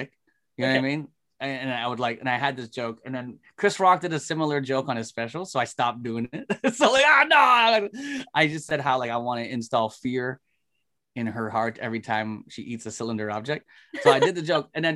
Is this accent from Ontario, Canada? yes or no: yes; Toronto, Ontario, Canada; I'm from Toronto.